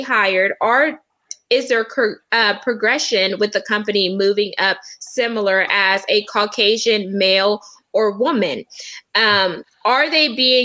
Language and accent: English; United States; I was born in America